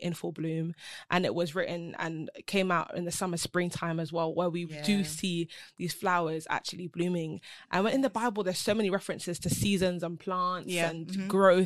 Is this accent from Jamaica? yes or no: no; London, United Kingdom; I'm a girl from London.